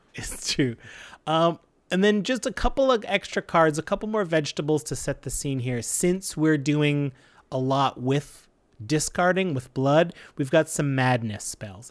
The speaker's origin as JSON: {"language": "English", "country": "Canada", "said": "We're proud Canadian podcasters"}